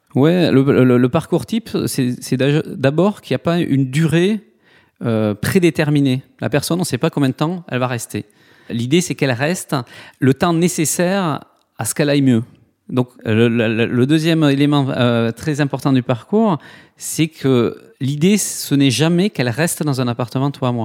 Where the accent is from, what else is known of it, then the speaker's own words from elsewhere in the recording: Toulouse, Occitania, France; accent: south-western; now in Nantes, France; j'ai du mal à le cacher dans mon accent, mais j'ai euh, une petite coloration du sud-ouest. Je suis de Toulouse. Voilà, je suis né à Toulouse